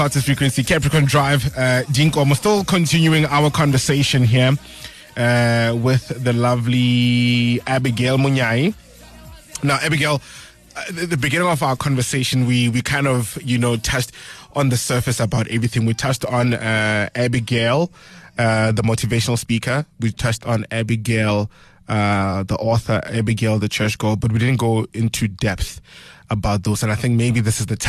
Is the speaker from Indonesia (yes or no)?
no; South Africa; I'm from Lebohomo